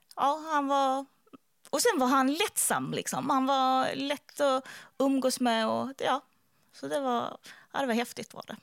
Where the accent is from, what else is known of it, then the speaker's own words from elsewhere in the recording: Skåne, Sweden; jag är från Skåne